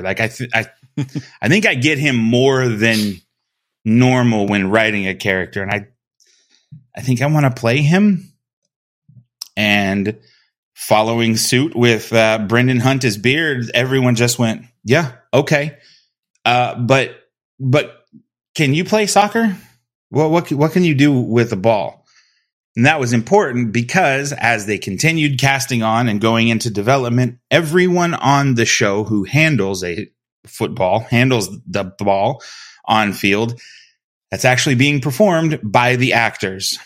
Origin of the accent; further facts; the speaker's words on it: South Texas, United States; Growing up in Texas, everybody played soccer at a young age down here